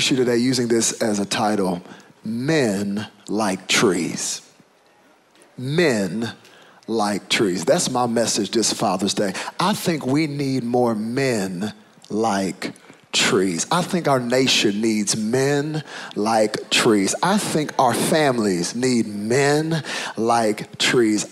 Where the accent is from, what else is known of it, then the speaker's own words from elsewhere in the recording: United States; when your father is African and your mother is American, it's very clear which box you check on the paper. I am African American.